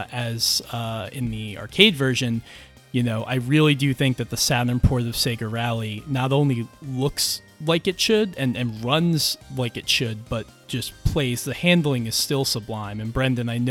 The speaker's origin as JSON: {"language": "English", "region": "East Coast", "country": "United States", "tie": "born or raised there", "said": "where I grew up on the East Coast"}